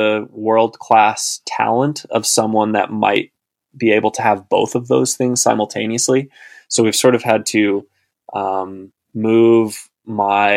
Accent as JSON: {"language": "English", "town": "Austin", "region": "Texas", "country": "United States", "tie": "born or raised there", "said": "I grew up in Central Texas"}